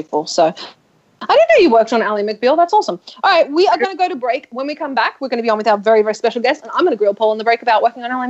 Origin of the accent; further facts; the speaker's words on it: Australia; moved away; I'm Australian.